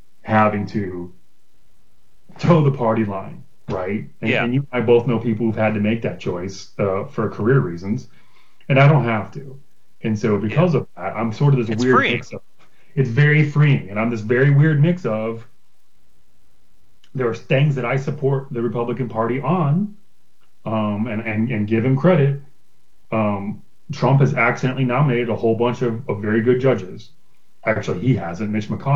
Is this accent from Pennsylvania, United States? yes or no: no; Broward County, Florida, United States; the neighborhood I grew up in Broward County